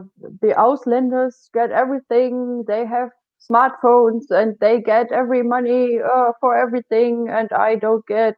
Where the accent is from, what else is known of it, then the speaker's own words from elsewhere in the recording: East Germany, Germany; English is a second language; now in Lower Saxony, Germany; I'm from East Germany